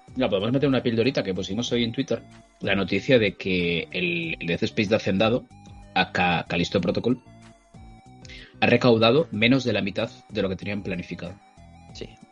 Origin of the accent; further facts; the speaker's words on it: Spain; somos españoles de bien